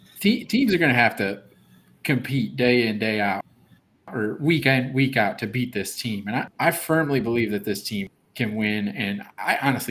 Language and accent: English; Flint, Michigan, United States; moved away as an adult; now in Eureka, United States; I live in Eureka, Illinois, so about an hour 15 minutes north of Champaign. I grew up in Flint, Michigan.